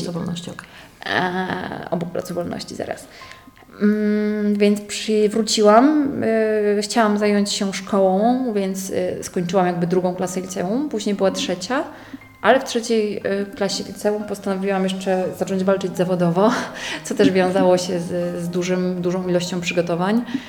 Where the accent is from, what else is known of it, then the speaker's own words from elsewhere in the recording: Poland; Tylko ja z Polski poleciałam